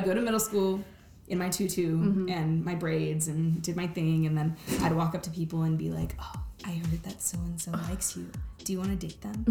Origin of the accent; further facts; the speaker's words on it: Long Beach, California, United States; also born or lived in Lake Elsinore, California; Born and raised in Long Beach, except for the time that I lived in Lake Elsinore for 6 years